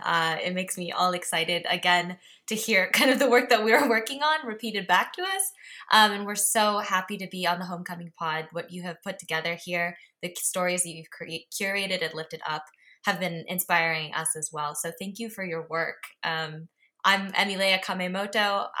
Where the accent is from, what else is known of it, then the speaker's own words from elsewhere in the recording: Japan; also born or lived in United States; I grew up in Japan and the U.S. and have both citizenships, so for now at least.